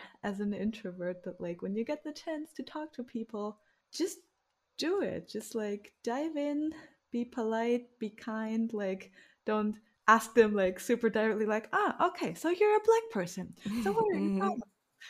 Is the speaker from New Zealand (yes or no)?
no; Romania; born there; yeah, I was born in Romania.